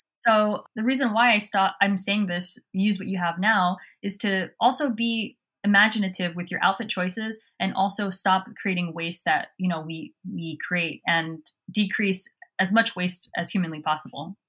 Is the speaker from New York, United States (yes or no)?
no; Southern California, United States; I grew up in Southern California